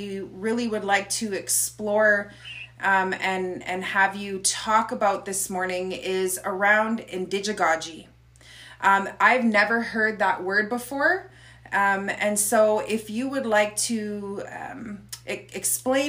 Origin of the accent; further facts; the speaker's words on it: Kehewin Cree Nation, Alberta, Canada; I'm from the Kihiwin Cree Nation here in Treaty 6 territory.